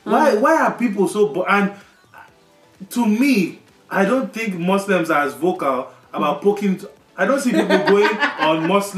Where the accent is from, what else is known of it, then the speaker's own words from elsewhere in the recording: Nigeria; moved away; we are from Nigeria